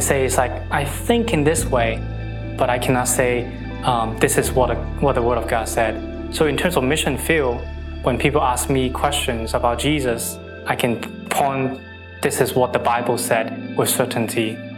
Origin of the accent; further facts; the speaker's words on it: Hong Kong; I'm from Hong Kong